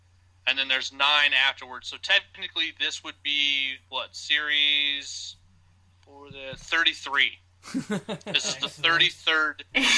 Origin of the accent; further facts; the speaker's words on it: Idaho, United States; I'm from Idaho